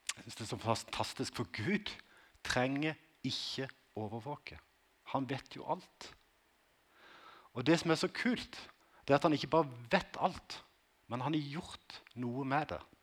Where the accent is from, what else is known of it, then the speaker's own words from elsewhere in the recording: Konsmo, Agder, Norway; Livet som ungdom på Konsmo i 80-tallet